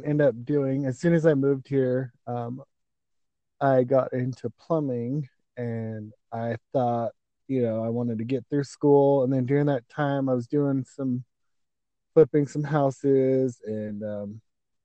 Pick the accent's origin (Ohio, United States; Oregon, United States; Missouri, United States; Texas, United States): Oregon, United States; Portland; moved away as an adult; also born or lived in Hawaii; now in Boise, United States; I'm originally from Portland, Oregon. I grew up there. I moved away when I was 21.